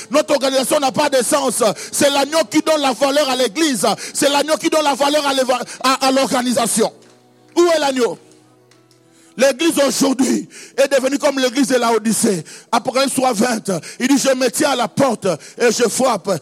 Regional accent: Kisangani, Tshopo, DR Congo; Chez nous, à Kisangani

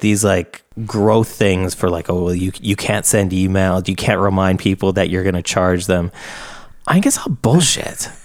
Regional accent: Canada; I'm Canadian

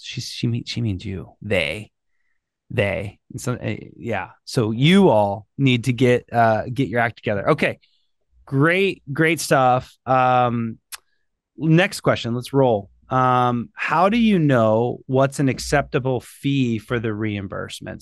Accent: Ohio, United States; I'm from Ohio

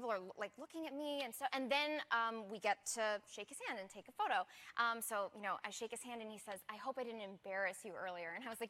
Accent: Maine, United States; he's from Maine, and I'm from Maine

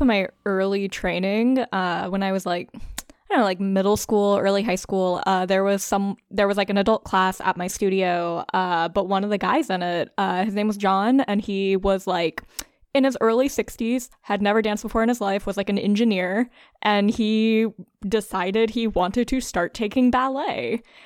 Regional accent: South Louisiana, United States; now in Brooklyn, United States; growing up in South Louisiana

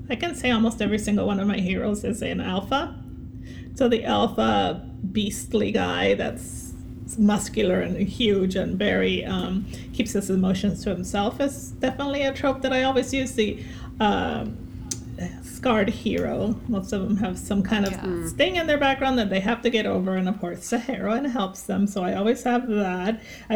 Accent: San Diego, California, United States; also born or lived in Mexico; now in Georgia, United States; I'm originally from, well, everywhere really. I mean, I was born in Mexico. I grew up in San Diego, but then I've lived all over the world.

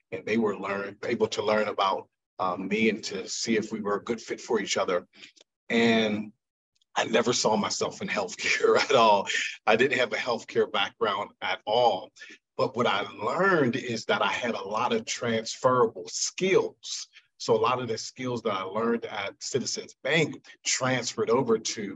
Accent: Pittsburgh, Pennsylvania, United States; So I am from Pittsburgh, Pennsylvania. I grew up on the north side of Pittsburgh.

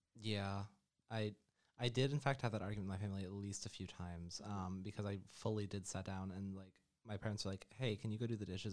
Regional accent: New York, United States; moved away as an adult; also born or lived in central Florida; now in Orlando, United States; I'm from New York, which is possibly the bluest state that exists, and I'm not even from a blue part of New York

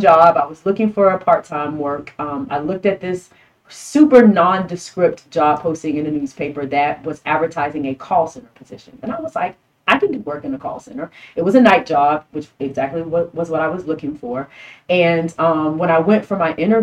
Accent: Miami, Florida, United States; moved away as an adult; now in San Antonio, United States; I'm from Miami

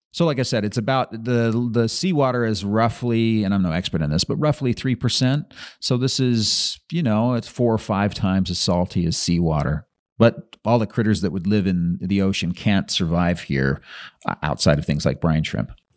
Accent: Utah, United States; also born or lived in Brigham City, Utah; I was born in Brigham City and lived around different places. Most of my teenage years were in Utah County

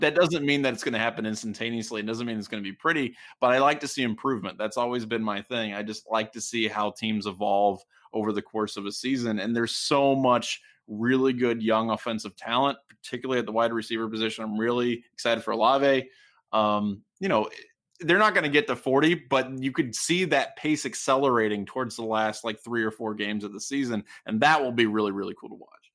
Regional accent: Southwestern Ohio, United States; as a child, I was frequently, you know, as an Ohio State fan, I was the target of derision of people who had become, uh, Michigan fans in Southwestern Ohio

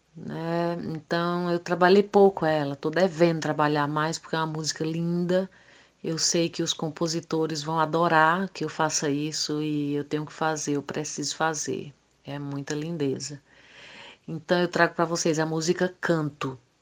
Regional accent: Brazil; lá em Isabelê, a minha terra natal

